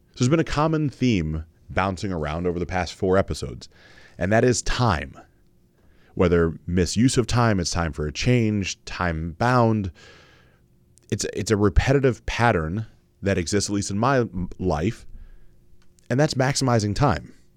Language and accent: English; Mansfield, Ohio, United States; growing up in Mansfield, Ohio, in a Baptist church